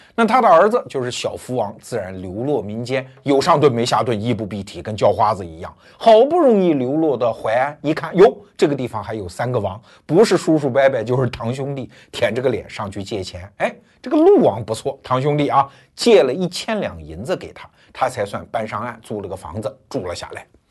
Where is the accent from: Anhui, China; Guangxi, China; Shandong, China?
Anhui, China; Wuhu; 我老家五虎